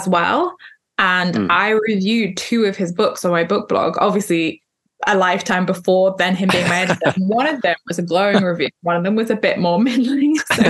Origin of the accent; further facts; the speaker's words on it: United Kingdom; also born or lived in Wales; now in London, United Kingdom; I am British, but I am technically half Scottish, half English.